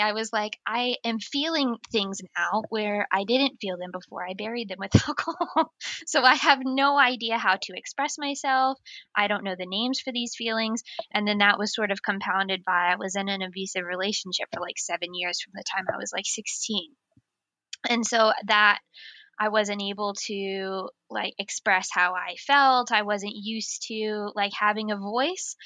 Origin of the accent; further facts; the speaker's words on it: United States; accent: American; moved away as an adult; now in North East England, United Kingdom; I am an American transplant also living in the northeast of England.